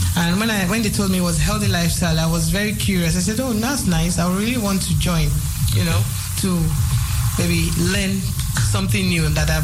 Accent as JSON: {"language": "English", "country": "Nigeria", "moved": "yes", "said": "I'm a Nigerian"}